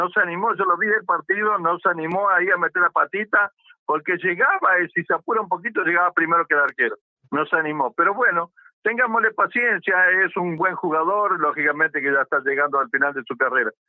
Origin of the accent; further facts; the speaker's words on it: Córdoba, Argentina; De capital, capital.